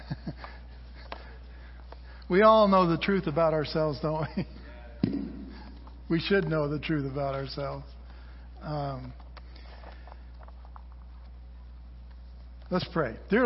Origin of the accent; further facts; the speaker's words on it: Southern California, United States; I grew up in Southern California